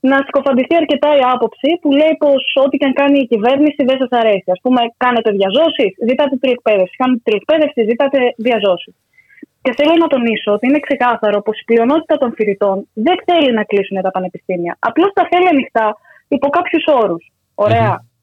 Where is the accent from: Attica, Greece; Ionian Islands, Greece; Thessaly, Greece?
Attica, Greece; Aigaleo; εγώ που είμαι και από Εγάλεο, να χαρούν λίγο τα δυτικά προάστια.